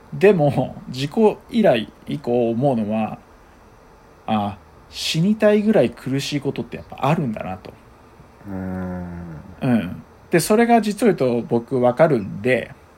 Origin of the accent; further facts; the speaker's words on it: Honbetsu, Hokkaido, Japan; 十勝平野にポツンとある、本当に小さい、小さな小さな